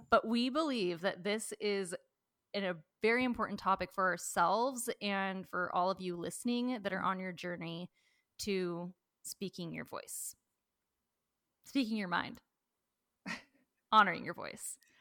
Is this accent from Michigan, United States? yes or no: no; Washington, United States; I grew up in Washington, a lot of rain